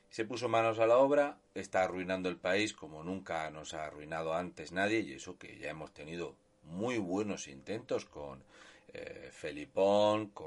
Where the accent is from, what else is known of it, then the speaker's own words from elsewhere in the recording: Region of Murcia, Spain; un murciano encabronado.